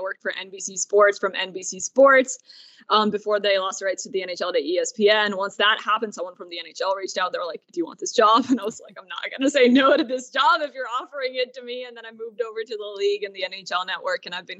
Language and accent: English; Toronto, Ontario, Canada; also born or lived in Burlington, Ontario; now in New York City, United States; So I'm from Toronto, which makes sense why hockey became my thing. It's pretty big up there. Grew up in that area and then eventually moved down to the States. My dad's American, my mom's Canadian.